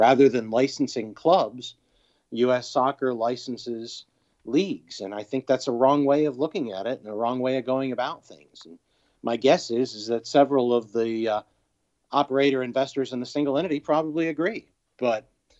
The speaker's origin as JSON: {"language": "English", "region": "New York", "country": "United States", "tie": "born or raised there", "also_born_or_lived": "Memphis, Tennessee", "said": "I grew up in New York and Memphis, Tennessee"}